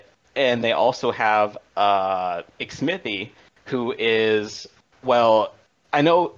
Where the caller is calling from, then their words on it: Alexandria, Virginia, United States; Calling from Alexandria, Virginia.